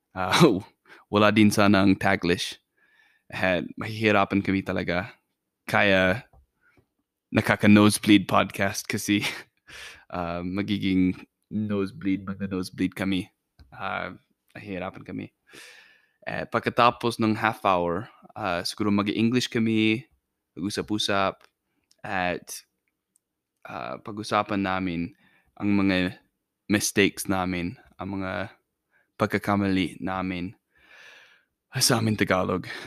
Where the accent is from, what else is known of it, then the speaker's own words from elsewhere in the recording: Idaho, United States; Tagalog is a second language; also born or lived in Philippines; Amerikano ako. At um, nanatira ako na yun sa, sa Idaho, sa, sa US